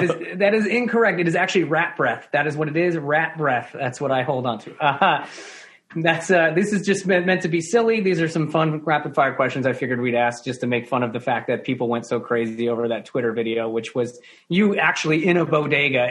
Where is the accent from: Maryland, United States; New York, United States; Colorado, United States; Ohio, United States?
New York, United States; as a New Yorker